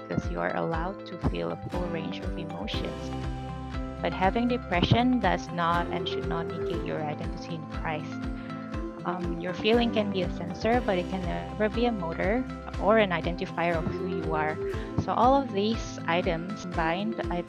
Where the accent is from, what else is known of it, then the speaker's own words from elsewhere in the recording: Jakarta, Indonesia; also born or lived in Boston; now in Los Angeles, United States; I'm from Jakarta, but I now reside in Los Angeles.